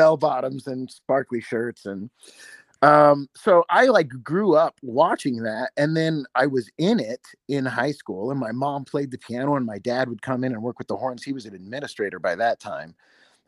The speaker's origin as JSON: {"language": "English", "town": "Anderson", "region": "Indiana", "country": "United States", "tie": "born or raised there", "said": "you and I are both from Anderson, Indiana"}